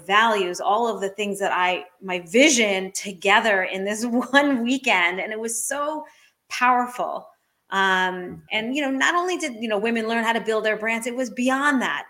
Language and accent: English; Maine, United States; here in my hometown of Maine